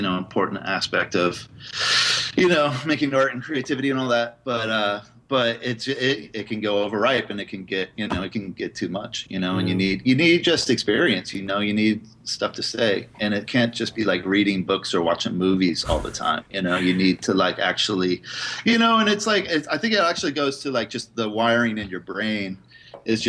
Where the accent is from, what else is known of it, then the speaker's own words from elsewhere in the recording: Indianapolis, Indiana, United States; moved away as an adult; now in San Francisco, United States; I grew up in the Midwest, Indiana, in Indianapolis. And I moved to San Francisco in 1996.